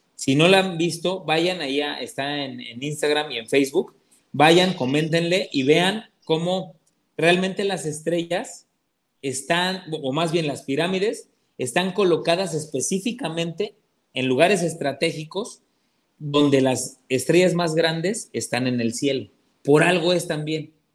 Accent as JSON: {"language": "Spanish", "town": "Atlixco", "region": "Puebla", "country": "Mexico", "moved": "yes", "said": "yo soy de allá de Puebla y Atlimeya ya está muy cerca de Atlisco, este, la, ciudad donde, donde nosotros, este, nosotros, vivimos muchos años"}